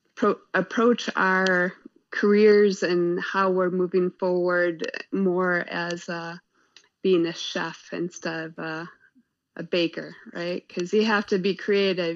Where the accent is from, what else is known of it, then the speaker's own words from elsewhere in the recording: Kewaskum, Wisconsin, United States; moved away as an adult; now in Oshkosh, United States; I actually grew outside up outside of Kewaskum, outside of uh, a unincorporated village, uh, Newfane